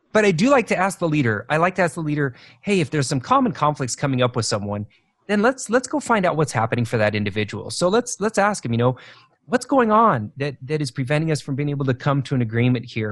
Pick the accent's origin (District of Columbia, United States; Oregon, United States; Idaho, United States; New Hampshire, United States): Idaho, United States; moved away as an adult; also born or lived in Asia / eastern United States; now I live back in where I kind of where I grew up in Idaho